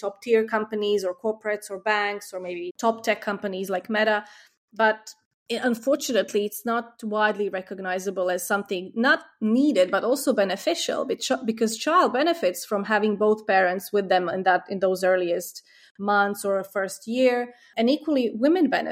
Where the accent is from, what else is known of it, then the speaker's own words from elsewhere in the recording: Croatia; now in United Kingdom; In my home country, Croatia